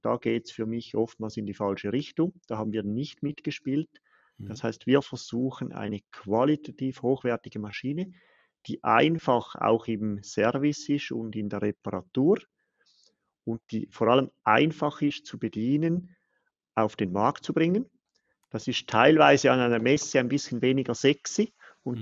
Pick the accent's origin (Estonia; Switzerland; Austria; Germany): Switzerland; Als Schweizer